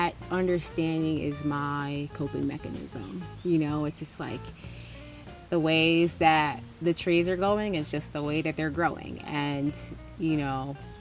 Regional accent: West Chester, Pennsylvania, United States; also born or lived in Philadelphia, Pennsylvania / Claymont, Delaware / New Jersey; now in Peaks Island, United States; I'm originally from Westchester, Pennsylvania

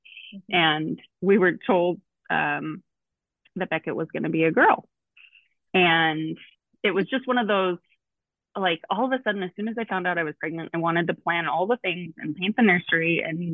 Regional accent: Billings, Montana, United States; I born and raised in Billings. I'm just kind of a Montana girl at heart

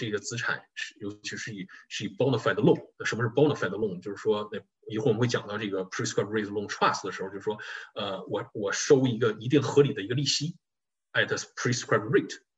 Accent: China; 对于我们中国人来讲啊，尤其不光是中国人，就是亚裔啊

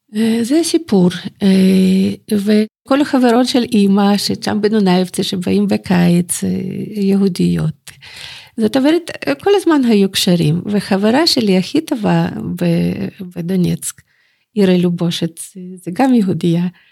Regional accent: Bakhmut, Donetsk Oblast, Ukraine; born or raised there; Hebrew is a second language; moved away as an adult; also born or lived in Germany; now in Jerusalem, Israel

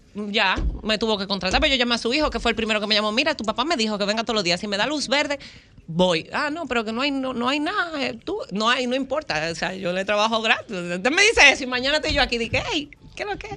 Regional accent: Higüey, La Altagracia, Dominican Republic; yo nací, fui criada, nacida en Higüey

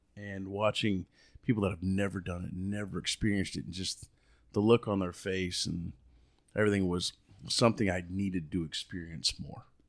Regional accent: Key West, Florida, United States; moved away as an adult; I grew up in the Florida Keys, and I was born down in Key West. I'm a natural, I'm a real conk.

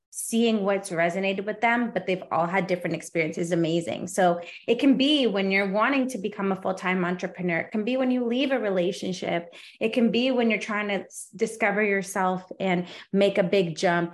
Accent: Canada; I'm Canadian too

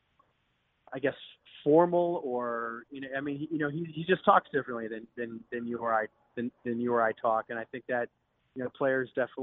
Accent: Milwaukee, Wisconsin, United States; I grew up in Milwaukee

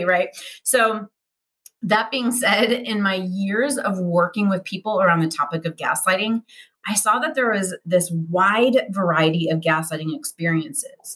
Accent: United States; us Americans

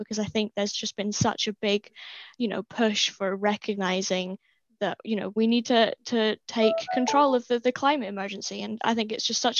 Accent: Wick, Scotland, United Kingdom; moved away; also born or lived in Dundee; I'm from Wick, which is super rural, basically, as far north as you can possibly go

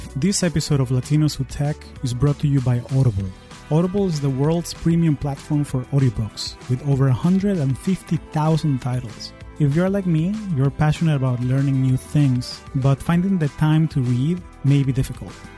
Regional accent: Caracas, Capital District, Venezuela; now in United States; I am originally from Caracas, Venezuela, and I've been calling the U S home for the last twenty years.

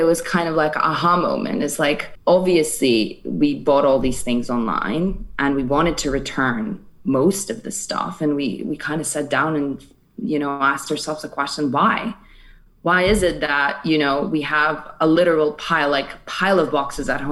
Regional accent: Georgia; moved away as an adult; also born or lived in Paris, France / New York, United States / San Francisco, United States; now in London, United Kingdom; I am originally from Georgia, which is the country, not the state. I get that a lot. And I was born and raised there.

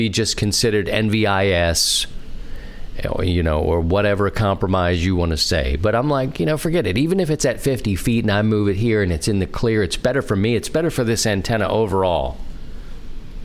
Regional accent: Baltimore, Maryland, United States; the city where I grew up in Baltimore

